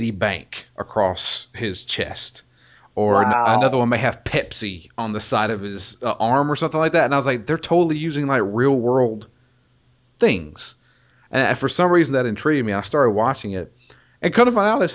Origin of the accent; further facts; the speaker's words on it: United States; I'm an American